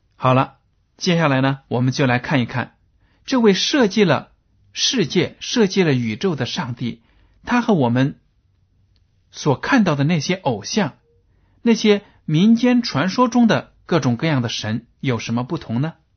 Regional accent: China; 我们中国人

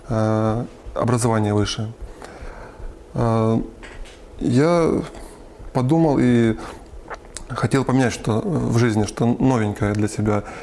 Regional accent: Lysychansk, Luhansk Oblast, Ukraine; now in Khimki, Russia; А, я родом из Украины, а, Луганская область, город Лисичанск.

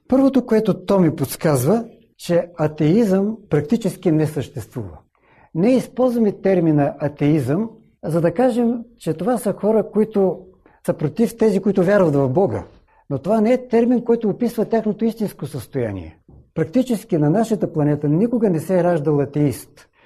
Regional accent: Bulgaria; В моя роден град, малко преди промените, които настанаха в нашата страна

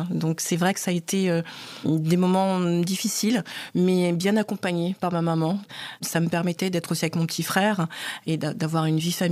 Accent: Cameroon; c'est pas du tout à ma voix que vous pouvez constater que je suis camerounaise

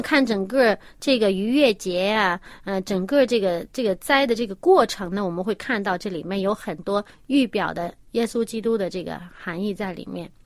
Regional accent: China; 我们中国人

